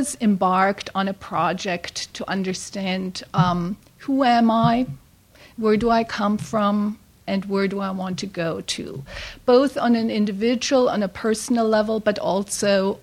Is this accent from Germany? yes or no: yes; Frankfurt, Hesse, Germany; moved away as an adult; now in San Diego, United States; I grew up in Frankfurt, Germany